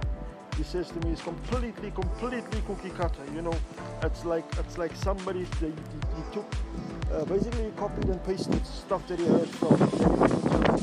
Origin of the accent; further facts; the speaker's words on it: South Africa; I'm from South Africa